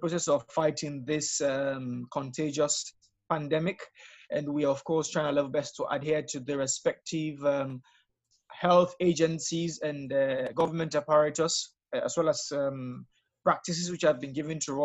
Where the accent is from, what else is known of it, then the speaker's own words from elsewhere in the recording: Freetown, Western Area, Sierra Leone; I'm from Freetown, Sierra Leone, the capital city.